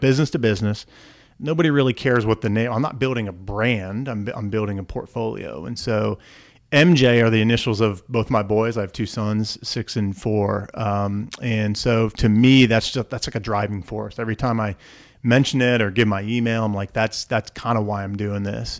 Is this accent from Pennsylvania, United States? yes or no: yes; Montoursville, Pennsylvania, United States; I grew up in the middle of, uh, middle of north central Pennsylvania in a small town called Montoursville